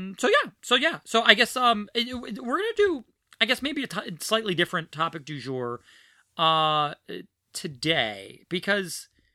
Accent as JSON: {"language": "English", "town": "Philadelphia", "region": "Pennsylvania", "country": "United States", "tie": "born or raised there", "also_born_or_lived": "New Orleans", "said": "I lived there a year and a half, maybe two okay. years. Before his family, we moved to Philadelphia."}